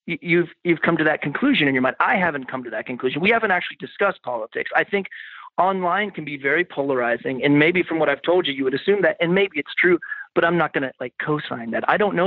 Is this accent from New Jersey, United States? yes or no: no; Florida, United States; also born or lived in Seattle, Washington; now in Western Pennsylvania, United States; Moved from Seattle. Started fresh in like the place I came every summer. Mm-hmm. I'm from Florida originally, but I would come to Pennsylvania every summer.